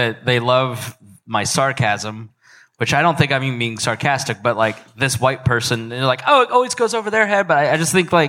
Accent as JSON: {"language": "English", "town": "Plainfield", "country": "United States", "tie": "born or raised there", "said": "In Plainfield, where I grew up. It was 98% white and 2% Muslim, and I didn't have any black classmates."}